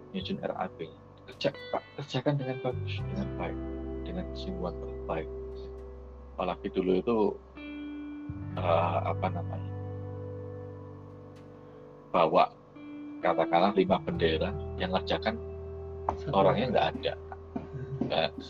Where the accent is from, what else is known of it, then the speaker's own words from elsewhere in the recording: Surabaya, East Java, Indonesia; Saya dari Surabaya, saya tok deal.